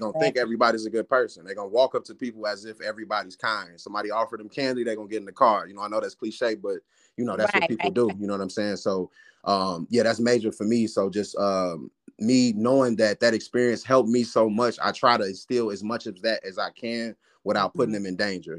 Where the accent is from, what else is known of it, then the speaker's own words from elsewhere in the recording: Gary, Indiana, United States; Growing up in Gary